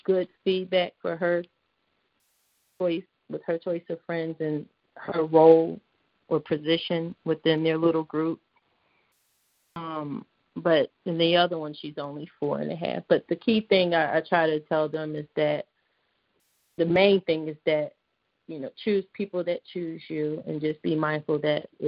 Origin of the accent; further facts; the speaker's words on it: Philadelphia, Pennsylvania, United States; moved away; I grew up in Philly